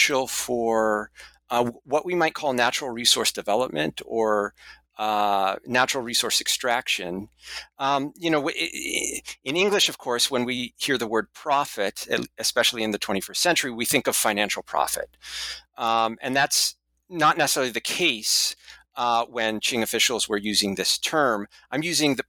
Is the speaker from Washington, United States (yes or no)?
yes; Seattle, Washington, United States; moved away; study courses about China at first in my hometown at the University of Washington for a year